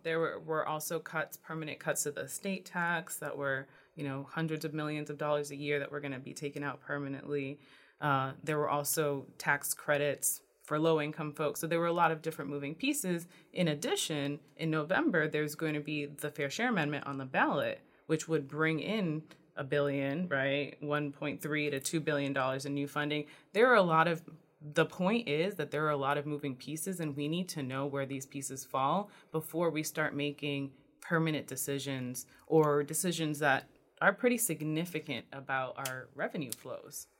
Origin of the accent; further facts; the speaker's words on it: New Bedford, Massachusetts, United States; I grew up in New Bedford.